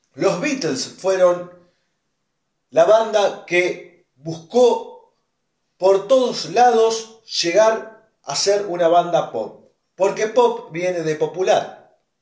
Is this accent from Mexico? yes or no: no; Argentina; soy más argentino que dulce de leche